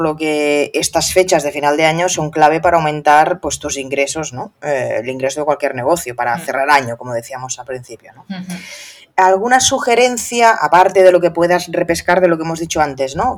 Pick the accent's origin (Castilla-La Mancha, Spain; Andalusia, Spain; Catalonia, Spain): Catalonia, Spain; soy catalana